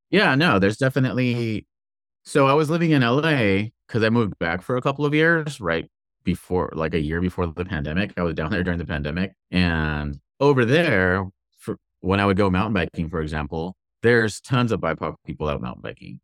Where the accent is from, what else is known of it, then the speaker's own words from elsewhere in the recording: Inglewood, California, United States; now in Portland, United States; I grew up, my hometown is Inglewood, California